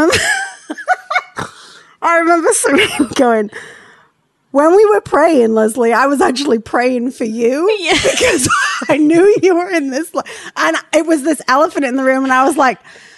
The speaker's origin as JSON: {"language": "English", "region": "England", "country": "United Kingdom", "tie": "born or raised there", "moved": "yes", "said": "where I grew up in England"}